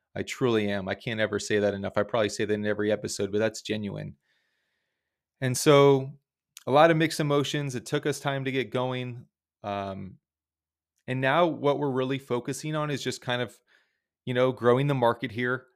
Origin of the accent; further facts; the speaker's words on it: South Florida, United States; we're from South Florida